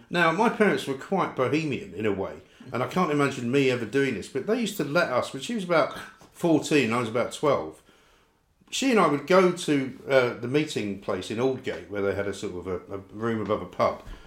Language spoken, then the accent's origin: English; London, United Kingdom; I grew up in North London, right? From Scottish parents.